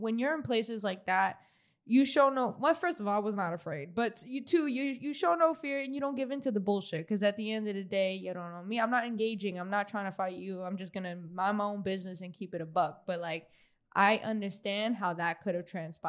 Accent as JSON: {"language": "English", "region": "New York", "country": "United States", "said": "we all from New York"}